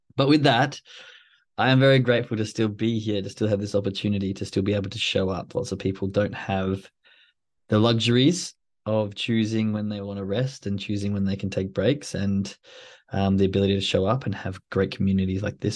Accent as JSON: {"language": "English", "country": "Australia", "moved": "yes", "said": "I'm from Australia, so the rain sort of comes with fifteen, twenty degree heat"}